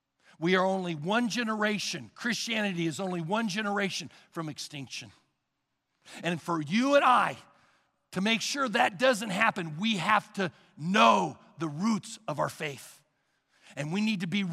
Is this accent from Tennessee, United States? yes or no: no; Sugar Creek, Missouri, United States; I was raised in Sugar Creek, Missouri. It is a small town outside the city of Kansas City